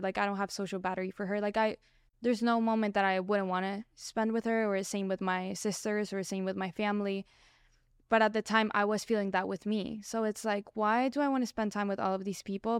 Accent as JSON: {"language": "English", "country": "Colombia", "tie": "born or raised there", "moved": "yes", "said": "I grew up in Colombia. My parents were all Mexican"}